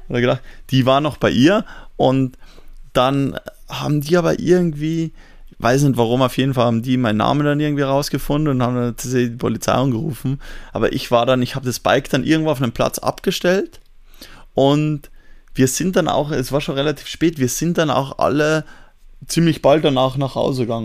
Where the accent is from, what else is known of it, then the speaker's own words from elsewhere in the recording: Austria; bei uns darf man mit 17 schon fahren, wenn du L17 machst